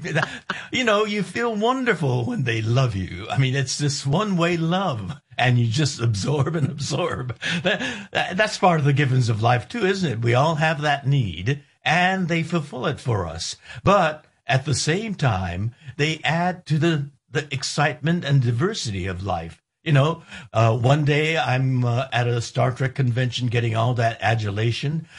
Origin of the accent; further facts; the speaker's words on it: United States; I'm an American